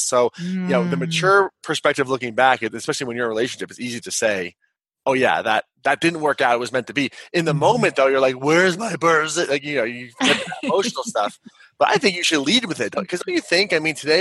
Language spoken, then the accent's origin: English; Kansas, United States; I'm a 6'5" white guy. I'm from Kansas. I grew up in the upper middle class